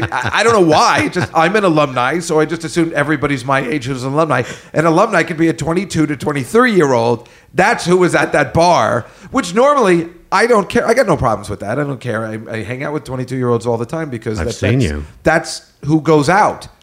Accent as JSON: {"language": "English", "town": "New Brunswick", "region": "New Jersey", "country": "United States", "tie": "born or raised there", "said": "I also grew up there. I'm from New Brunswick, New Jersey."}